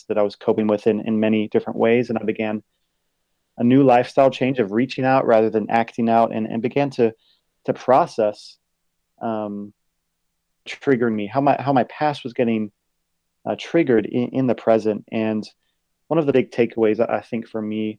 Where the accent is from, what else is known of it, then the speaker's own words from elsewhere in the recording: Virginia Beach, Virginia, United States; now in Dallas, United States; I'm originally from Virginia Beach, Virginia